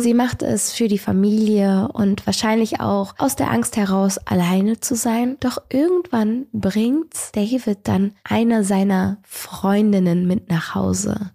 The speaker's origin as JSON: {"language": "German", "region": "Rhineland", "country": "Germany", "tie": "born or raised there", "said": "ich bin Rheinländerin, ich bin damit groß geworden"}